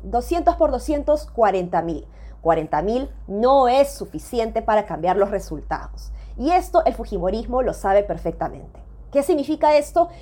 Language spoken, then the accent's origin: Spanish; Peru; nosotros mismos como peruanos